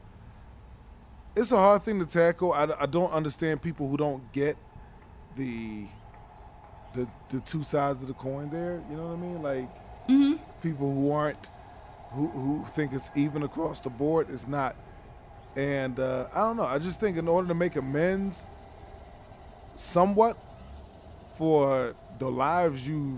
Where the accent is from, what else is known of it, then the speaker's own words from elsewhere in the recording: Virginia, United States; I grew up in Virginia.